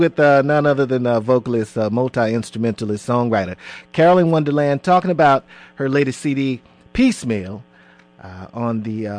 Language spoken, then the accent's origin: English; Houston, Texas, United States; now in Atlanta, United States; being a native Houstonian myself